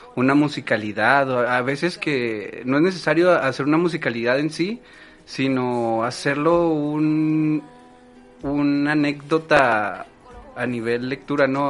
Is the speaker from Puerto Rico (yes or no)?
no; Chihuahua, Mexico; soy originario de Chihuahua, Chihuahua.